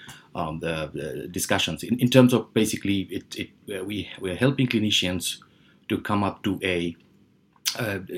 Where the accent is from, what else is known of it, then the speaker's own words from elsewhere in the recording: Bangladesh; moved away as an adult; also born or lived in United Kingdom / Helsinki, Finland; I was born in Bangladesh and then moved to UK when I was like 20